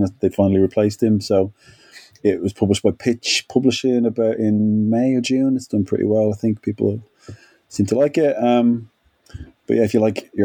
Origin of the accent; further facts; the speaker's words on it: Ireland; I'm Irish